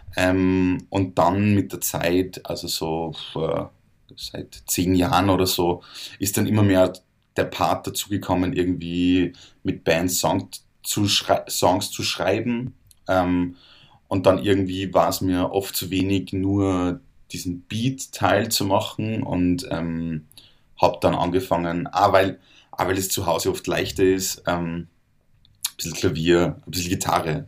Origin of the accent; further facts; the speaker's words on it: Salzburg, Austria; ich komme aus Salzburg